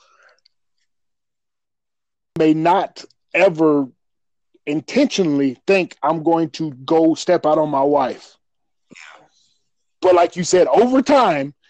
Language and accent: English; Colorado, United States; I was raised in Colorado